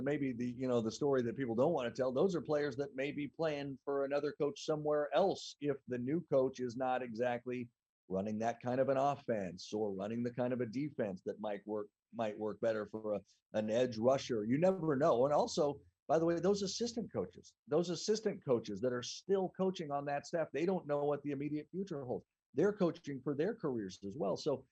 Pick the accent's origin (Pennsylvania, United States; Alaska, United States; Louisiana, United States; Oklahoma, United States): Oklahoma, United States; Tulsa; I grew up in Tulsa